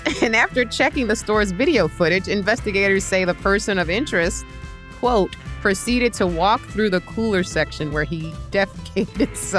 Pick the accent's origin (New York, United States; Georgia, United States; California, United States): New York, United States; New York City; I'm from Queens. It's where we grew up.